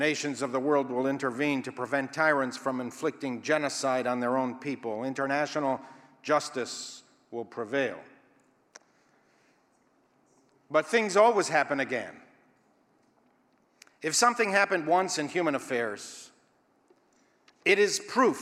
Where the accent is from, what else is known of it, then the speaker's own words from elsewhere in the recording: Israel; I was taught as a youth growing up in Israel